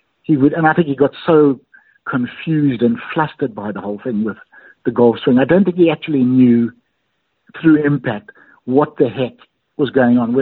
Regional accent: Bulawayo, Zimbabwe; moved away; I was a member at the secondary club in Bulawayo, my hometown

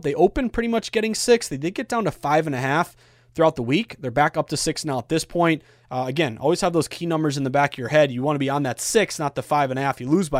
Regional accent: New England, United States; you know I'm from New England when I say Louisville.

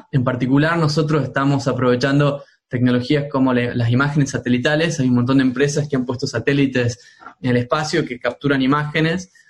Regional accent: Tucumán, Argentina; moved away; also born or lived in Spain / United States; Bueno, como sabrás, yo soy de Tucumán. Eh, mi infancia me la pasé yendo a las montañas, en las yungas tucumanas, eh, donde

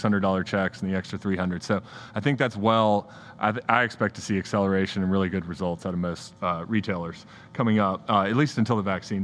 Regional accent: United States; as an American

